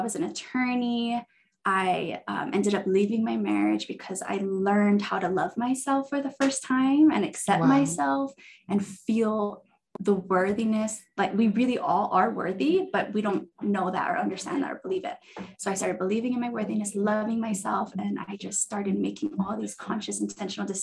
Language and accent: English; Hawaii, United States; moved away as an adult; now in Utah, United States; I'm originally from Hawaii and I moved to Utah in 2006 for school.